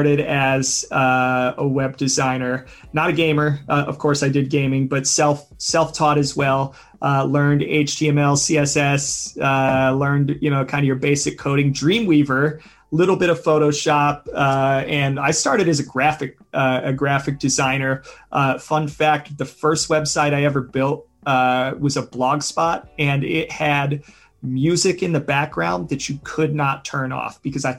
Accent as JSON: {"language": "English", "country": "United States", "tie": "born or raised there", "also_born_or_lived": "Wiesbaden, Germany", "said": "I'm very much from the United States, been here most of my life with the exception of my first 2 years."}